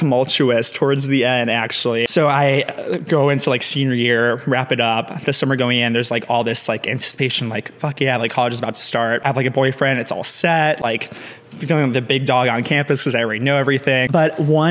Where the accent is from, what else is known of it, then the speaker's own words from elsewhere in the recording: Aurora, Illinois, United States; also born or lived in Chicago; I'm from Chicago. I was born in Aurora, Illinois, an hour or so west of Chicago.